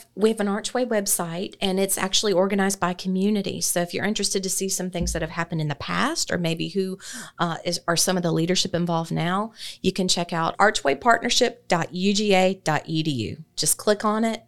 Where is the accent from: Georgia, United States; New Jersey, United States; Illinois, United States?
Georgia, United States; Athens; moved away as an adult; also born or lived in Moultrie, Colquitt County; now in Thomson, United States; I was born and raised in Athens